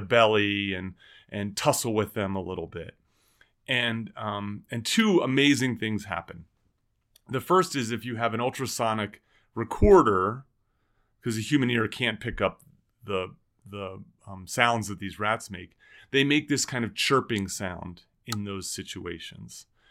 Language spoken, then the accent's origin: English; New Jersey, United States; now in Boulder, United States; We grew up in New Jersey